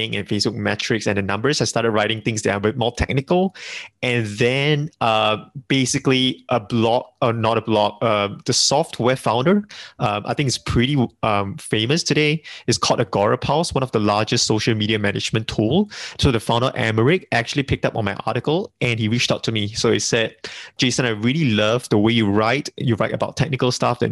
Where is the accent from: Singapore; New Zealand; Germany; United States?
Singapore; being a Singaporean, we are multilingual over here